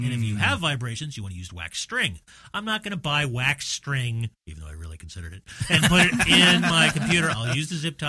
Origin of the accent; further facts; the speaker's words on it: New York, United States; now in Florida, United States; I'm from New York